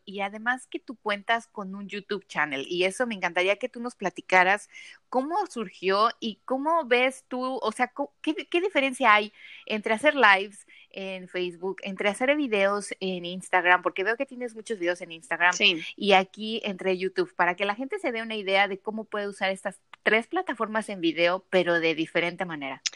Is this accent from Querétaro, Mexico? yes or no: yes; Querétaro, Mexico; also born or lived in Mexico City / San Luis Potosí; yo nací en el DF, crecí en Querétaro, y, bueno, viví en Querétaro, viví en San Luis Potosí también unos años y después regresé al DF